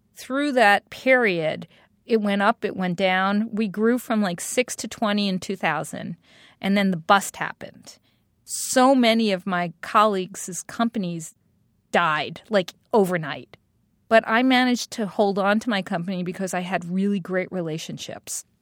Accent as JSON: {"language": "English", "town": "New York City", "region": "New York", "country": "United States", "tie": "born or raised there", "also_born_or_lived": "Brooklyn", "moved": "yes", "said": "I'm this girl from Staten Island"}